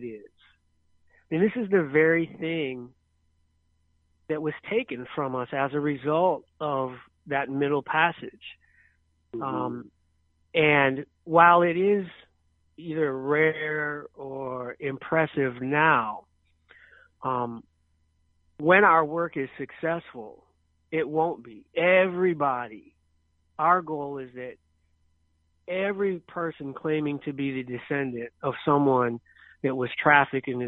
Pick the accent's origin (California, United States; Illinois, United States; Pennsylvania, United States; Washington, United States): Illinois, United States; Chicago; I was born in Chicago, raised by my father